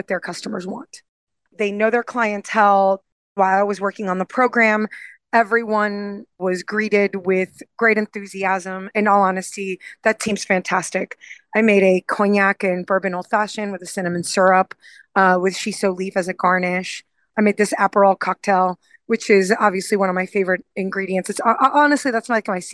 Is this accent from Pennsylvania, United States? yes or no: no; Houston, Texas, United States; I grew up in Montrose. My first apartment was 3 blocks from Griff's